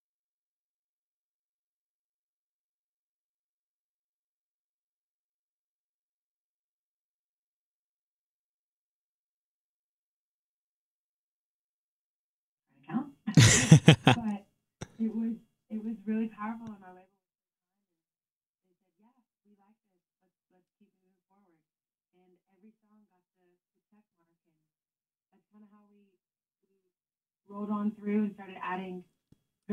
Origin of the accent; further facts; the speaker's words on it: Louisiana, United States; where I'm from Louisiana, and we have nothing but ruckus